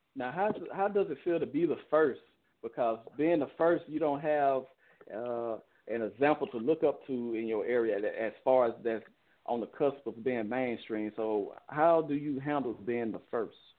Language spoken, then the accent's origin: English; Chicago, Illinois, United States; I'm from Chicago